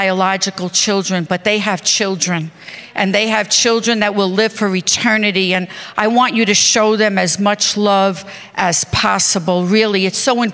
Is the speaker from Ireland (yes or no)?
no; New York, United States; I am from New York